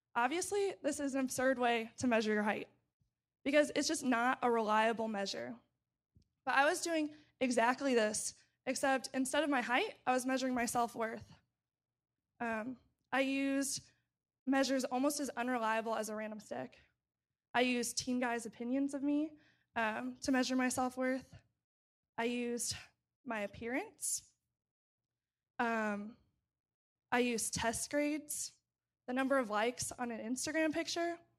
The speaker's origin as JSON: {"language": "English", "town": "St. Charles", "region": "Missouri", "country": "United States", "tie": "born or raised there", "moved": "as an adult", "lives_now": "Urbana-Champaign, United States", "said": "I grew up in Saint Charles, Missouri, which is a suburb of Saint Louis"}